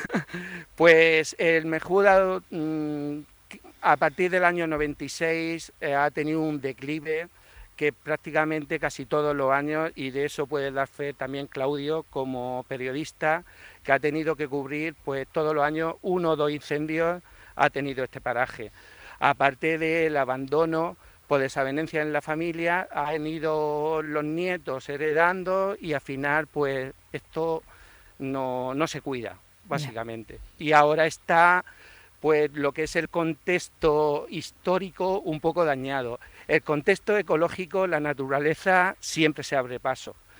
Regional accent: Cieza, Region of Murcia, Spain; yo de pequeñico, como ciezano

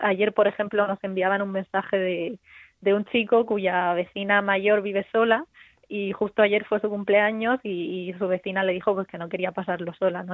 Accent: Region of Murcia, Spain; yo como murciana

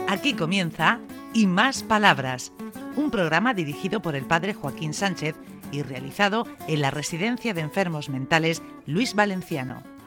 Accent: Hellín, Castilla-La Mancha, Spain; now in Era Alta, Spain; En Ellín, que es mi pueblo

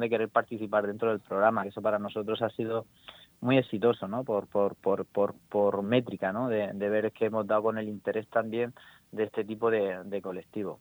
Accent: Cartagena, Region of Murcia, Spain; soy de Cartagena

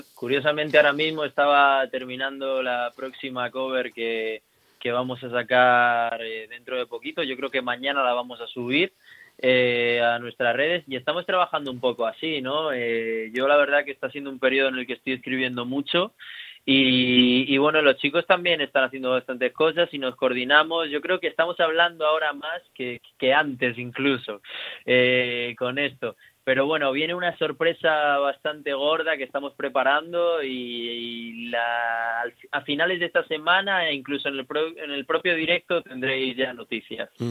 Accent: Region of Murcia, Spain

